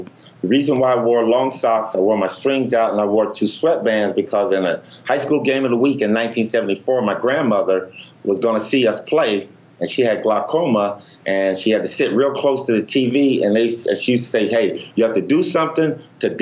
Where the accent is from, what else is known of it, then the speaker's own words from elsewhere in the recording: Los Angeles, California, United States; growing up in Los Angeles